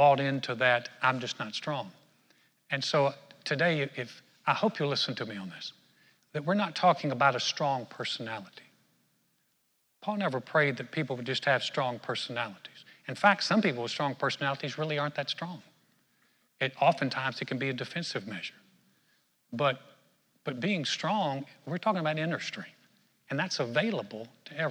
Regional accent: North Carolina, United States; where I grew up in North Carolina

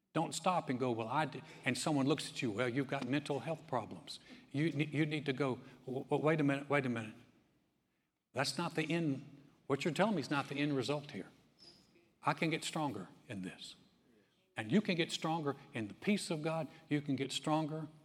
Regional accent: North Carolina, United States; now in Texas, United States; I grew up in North Carolina

